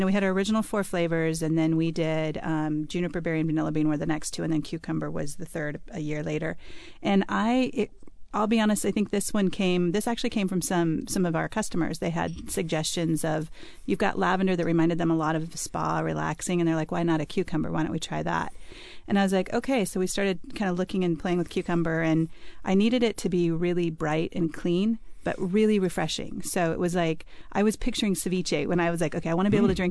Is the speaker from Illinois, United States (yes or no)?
no; Bend, Oregon, United States; I grew up in Bend, Oregon, where there's lots of juniper trees